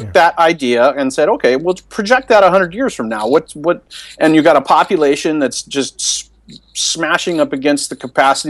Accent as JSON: {"language": "English", "town": "Seattle", "region": "Washington", "country": "United States", "tie": "born or raised there", "said": "I'm kind of from Seattle"}